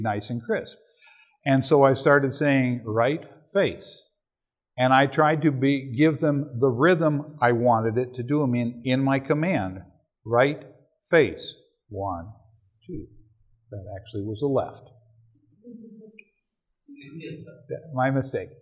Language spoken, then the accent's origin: English; Minnesota, United States; I'm from Minnesota.